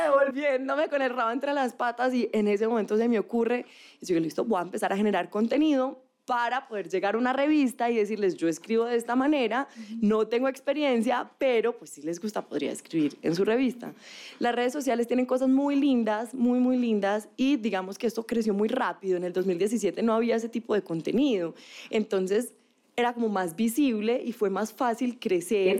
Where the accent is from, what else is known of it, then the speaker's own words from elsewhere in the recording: Manizales, Caldas, Colombia; moved away; Estudié comunicación, soy de Manizales, que es una ciudad